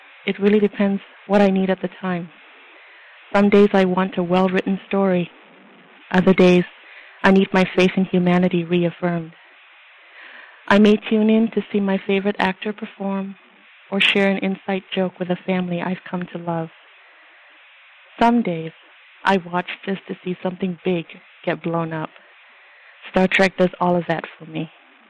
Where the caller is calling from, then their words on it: Oregon, United States; moved away as an adult; I'm calling from Oregon.